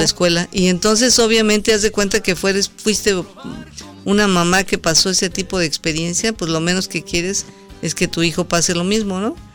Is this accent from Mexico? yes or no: yes; Mexico; yo soy mexicana